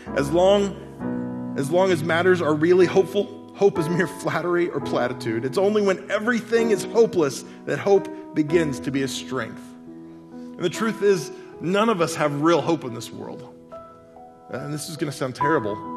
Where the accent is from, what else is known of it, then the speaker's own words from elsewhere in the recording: Oklahoma, United States; I'm from Oklahoma.